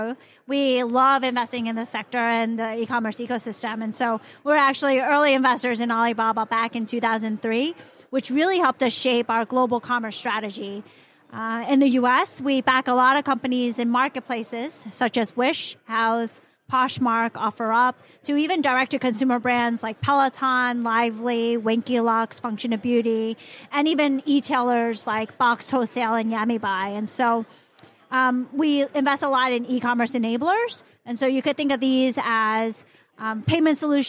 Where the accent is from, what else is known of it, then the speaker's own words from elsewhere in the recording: Hong Kong; moved away; also born or lived in Chicago, United States; I was born in Hong Kong